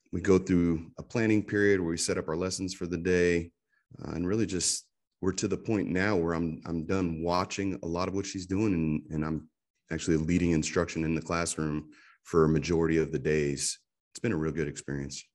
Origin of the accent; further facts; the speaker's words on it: Pennsylvania, United States; moved away as an adult; now in Clarksville, United States; I'm from Pennsylvania